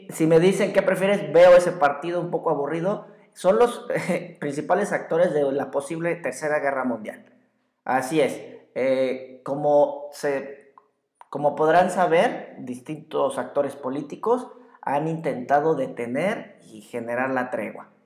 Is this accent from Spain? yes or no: no; Mexico; muchos mexicanos